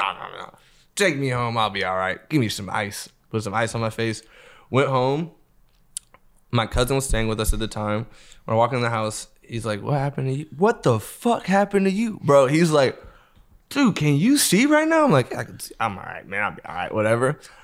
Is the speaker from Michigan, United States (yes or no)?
no; Los Angeles, California, United States; I grew up in L.A.